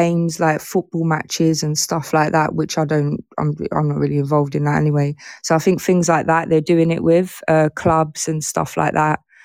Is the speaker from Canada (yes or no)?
no; England, United Kingdom; I'm from England